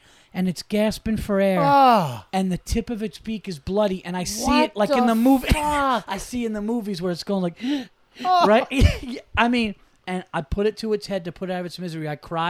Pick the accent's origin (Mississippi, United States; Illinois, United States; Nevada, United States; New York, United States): New York, United States; also born or lived in Yonkers; No, Westchester.